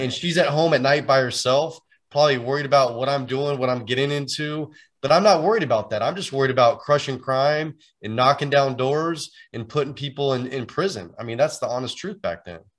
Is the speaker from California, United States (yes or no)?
yes; San Francisco Bay Area, California, United States; I'm actually originally from the Bay Area here in Northern California.